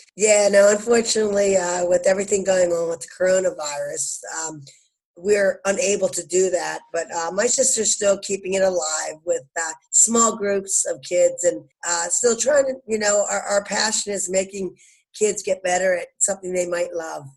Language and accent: English; Bucks County, Philadelphia, Pennsylvania, United States; also born or lived in New Ulm, Minnesota; in Bucks County, Philadelphia, is where I grew up